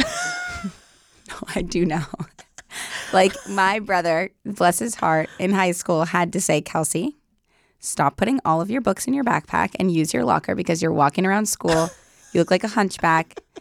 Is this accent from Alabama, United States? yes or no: no; Los Angeles, California, United States; I'm from the Valley, so, um, like West Hills, like the West Valley.